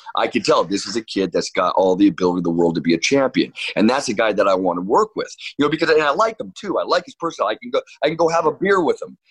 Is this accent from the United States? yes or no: yes; Orange, California, United States; also born or lived in New York / Costa Mesa, California; now in Newport Beach, United States; I grew up in the city of Orange